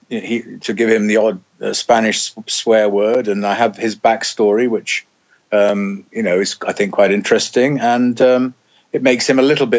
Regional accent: Wales, United Kingdom; I'm Welsh

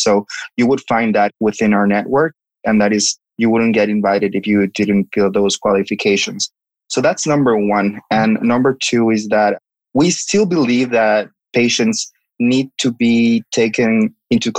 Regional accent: Cozumel, Quintana Roo, Mexico; moved away as an adult; also born or lived in Mexico City, Mexico / Philadelphia, United States; I'm originally from Cozumel, which is a little island close to Cancun

